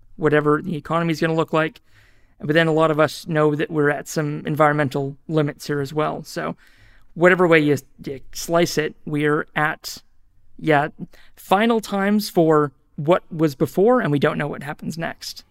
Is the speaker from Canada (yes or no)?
no; New Zealand; moved away as an adult; also born or lived in Australia; now in Auckland, New Zealand; I am a New Zealander and I'm a Kiwi